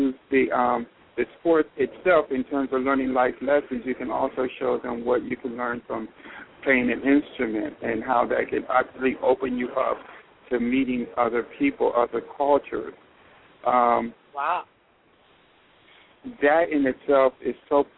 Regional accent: York, Pennsylvania, United States; I came from York, Pennsylvania, and York High was the local high school

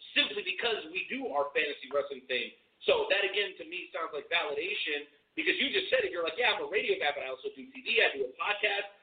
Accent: Boca Raton, Florida, United States; now in Kansas City, United States; I'm a South Florida kid. I grew up in Boca Raton, around uh, West Palm Beach and Delray

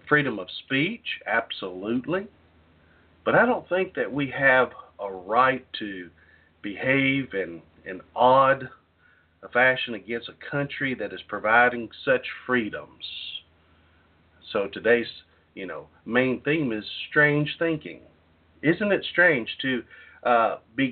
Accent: Southeast Texas, United States; When I was growing up in Southeast Texas, I was raised by parents

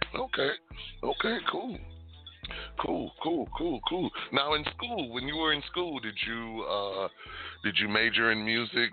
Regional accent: Detroit, Michigan, United States; now in Las Vegas, United States; I was born and raised in Detroit

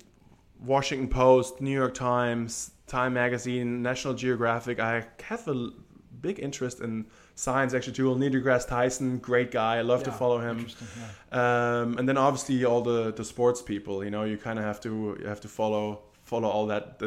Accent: Germany; moved away as an adult; growing up in Germany

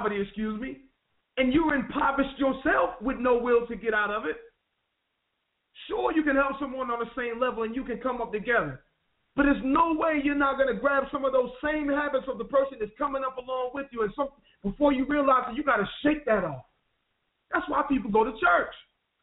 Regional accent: Wilson, North Carolina, United States; my street where I grew up in Wilson, North Carolina

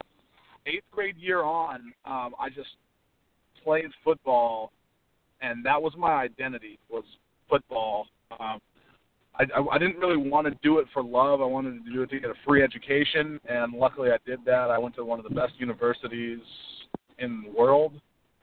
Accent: Arizona, United States; moved away as an adult; now in Massachusetts, United States; I'm from Arizona

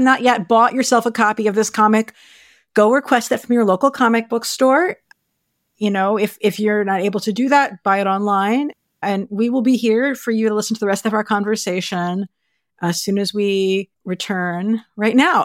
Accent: United States; we're American

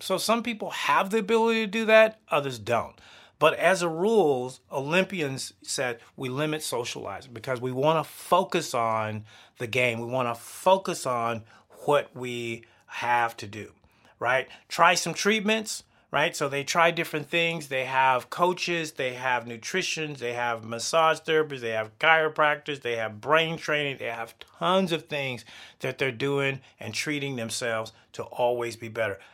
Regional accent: the South, United States; I'm a Southern boy. I grew up in the South.

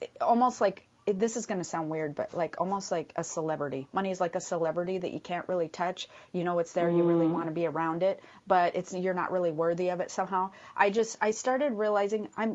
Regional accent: Midwest, United States; moved away; we come from the Midwest

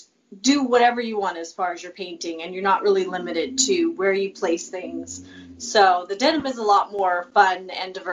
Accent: California, United States; I'm definitely a Cali girl, born and bred

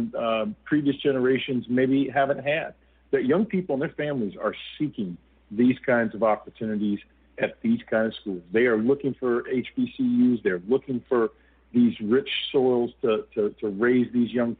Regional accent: Wichita, Kansas, United States; moved away; Wichita State, where I grew up in Kansas

